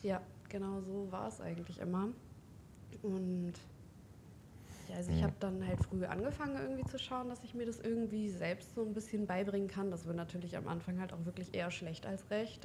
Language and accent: German; Hildesheim, Lower Saxony, Germany; Ich bin 25 Jahre alt. Ich komme aus Hildesheim.